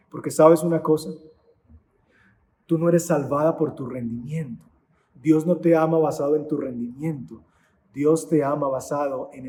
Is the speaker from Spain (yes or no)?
no; Antioquia, Colombia; soy paisa y entonces quiero ser la matrona de la casa.